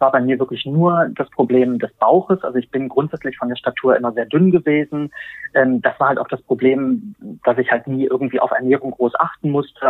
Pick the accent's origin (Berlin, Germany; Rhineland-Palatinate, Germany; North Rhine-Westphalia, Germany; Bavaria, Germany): Berlin, Germany; ich bin ähm, 43 Jahre alt, bin aus Berlin